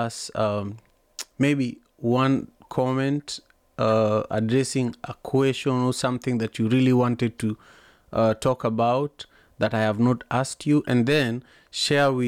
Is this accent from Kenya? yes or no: yes; Kenya; I'm a Luo from Kenya